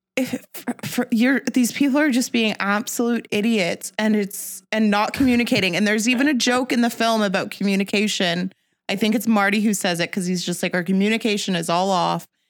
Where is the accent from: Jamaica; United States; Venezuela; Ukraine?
Jamaica; I'm Jamaican